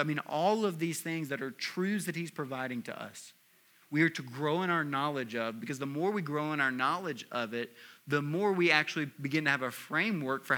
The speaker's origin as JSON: {"language": "English", "region": "Tennessee", "country": "United States", "said": "I'm also from Tennessee"}